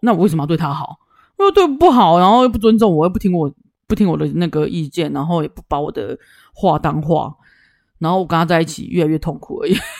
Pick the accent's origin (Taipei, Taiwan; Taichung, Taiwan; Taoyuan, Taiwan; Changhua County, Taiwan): Taichung, Taiwan; 我们是台中人，台中干干冷就还好嘛